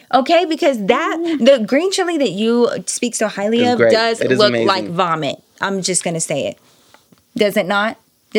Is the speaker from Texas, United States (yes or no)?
yes; Dallas, Texas, United States; now in Denver, United States; as a Texan